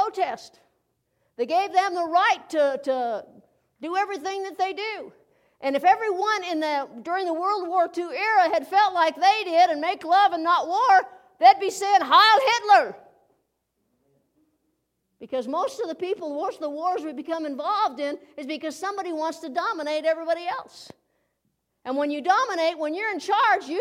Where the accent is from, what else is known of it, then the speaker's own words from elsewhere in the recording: United States; as an American citizen